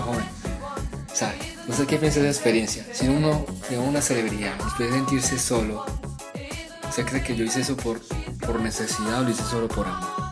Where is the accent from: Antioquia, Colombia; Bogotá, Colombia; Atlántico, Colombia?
Antioquia, Colombia; Apartadó; accent: half paisa; also born or lived in Bucaramanga; yo vengo de apartado, pero nací en Bucaramanga. Eh, tengo medio acento paisa por, la, por el municipio de apartado